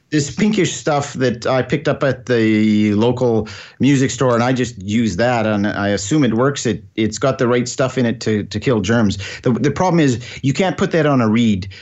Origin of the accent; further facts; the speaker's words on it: Scotland, United Kingdom; now in Alberta, Canada; Being, being Scottish